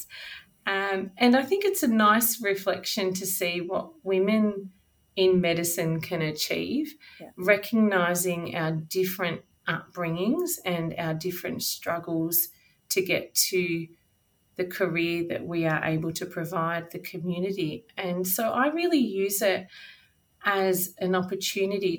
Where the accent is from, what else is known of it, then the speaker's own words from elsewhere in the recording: Charlton, Victoria, Australia; moved away as an adult; also born or lived in Geelong; now in Bendigo, Australia; I grew up in Charlton, which is in north central Victoria.